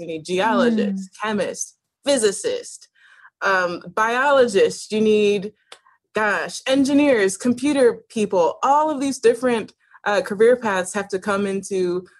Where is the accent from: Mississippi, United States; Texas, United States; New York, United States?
New York, United States; Buffalo; So I came back to Buffalo in time for high school, and I wanted to just stay, right?